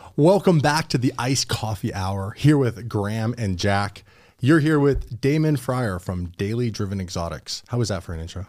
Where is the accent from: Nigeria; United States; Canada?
Canada; Port Alberni, British Columbia; moved away as an adult; where I grew up in Port Alberni